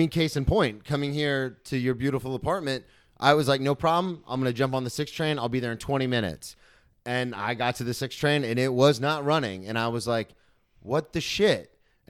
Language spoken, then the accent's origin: English; Florida, United States; I came from Florida.